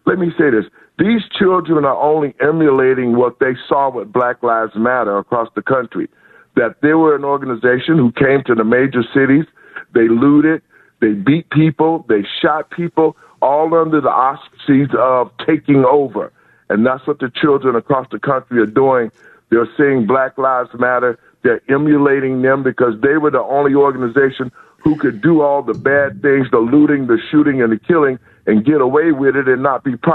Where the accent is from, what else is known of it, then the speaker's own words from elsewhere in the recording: Chicago, Illinois, United States; I'm from Inglewood. I grew up in Chicago, 5618 Carpenter